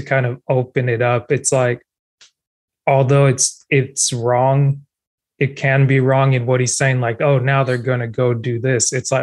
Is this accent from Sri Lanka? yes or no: no; Cameroon; first language French; English is a second language; now in United States; I'm African American, born in West Africa, immigrated to the United States